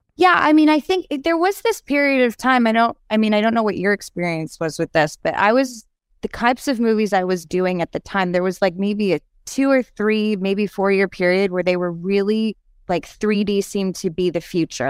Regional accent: New York City, New York, United States; moved away as an adult; also born or lived in Los Angeles; I said I was from New York City

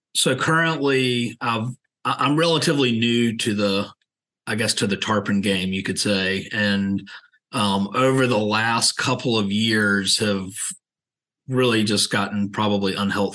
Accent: Savannah, Georgia, United States; now in Charleston, United States; I grew up in Savannah. I live in Charleston

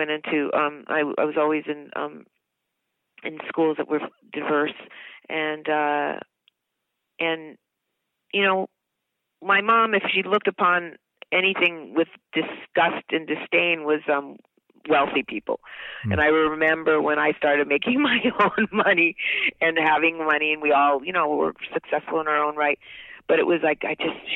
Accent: New York City, New York, United States; when I was 4 years old and we lived in New York City, I was born in New York

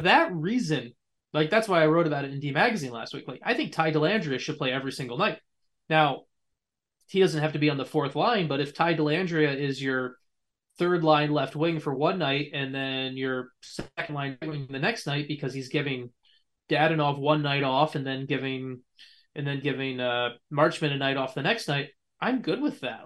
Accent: United States; as an American

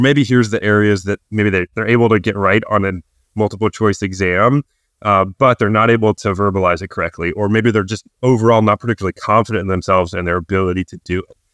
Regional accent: New Bern, North Carolina, United States; also born or lived in Chapel Hill, North Carolina; I'm originally from Newbern, North Carolina

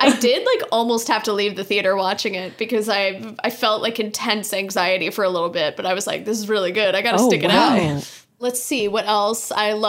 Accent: Los Angeles, California, United States; I love being where I'm from about Los Angeles, California

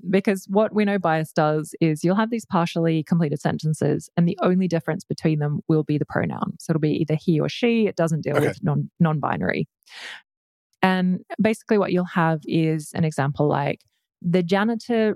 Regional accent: Australia; I'm Australian.

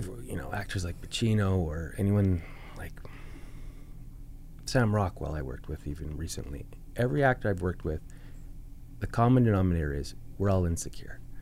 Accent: Saskatoon, Saskatchewan, Canada; moved away; also born or lived in Vancouver; I'm just from Saskatoon

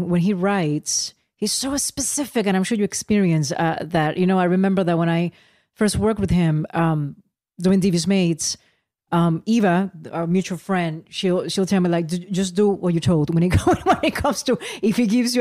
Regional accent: San Juan, Puerto Rico; I was born in Santurce.

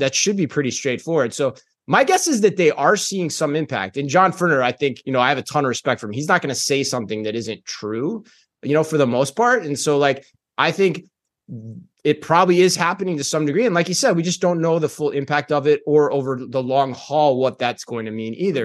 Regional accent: Phoenix, Arizona, United States; moved away; also born or lived in Tempe, Arizona; my hometown of Phoenix, Arizona

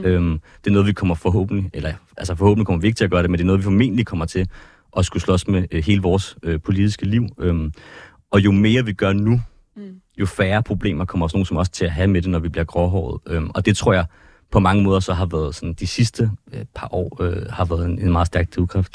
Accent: Ballerup, Capital Region of Denmark, Denmark; also born or lived in Copenhagen / Christianshavn; jeg kommer fra, fra København, jeg har boet øh, mm. det meste af min barndom i Ballerup

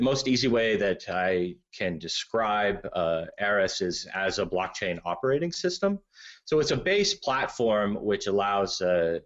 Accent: United States; I'm American

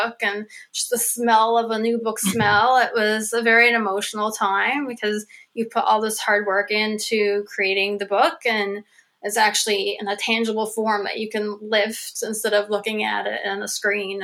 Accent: Cow Head, Newfoundland and Labrador, Canada; my hometown, which is a little town called Cowhead, on the north, west coast of Newfoundland

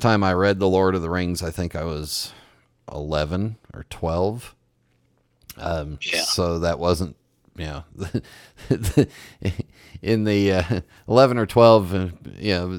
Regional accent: Los Angeles, California, United States; I grew up in Los Angeles

